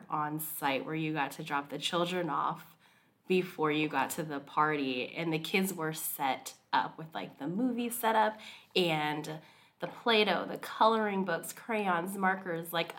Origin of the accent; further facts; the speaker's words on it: Hawaii, United States; now in Seattle, United States; I'm from Hawaii.